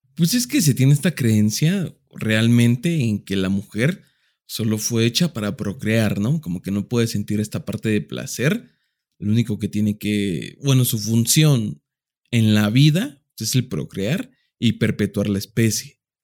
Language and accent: Spanish; Mexico; somos muy mexicanos